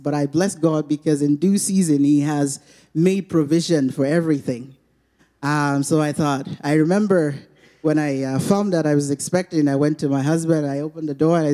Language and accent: English; Nigeria; moved away; Where we're from, I'm from Nigeria.